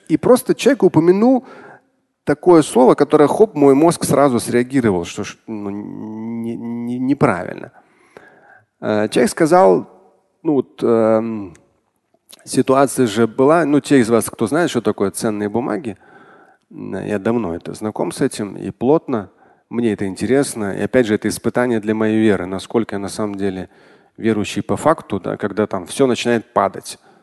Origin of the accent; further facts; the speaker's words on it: Russia; как россиянин, как мусульманин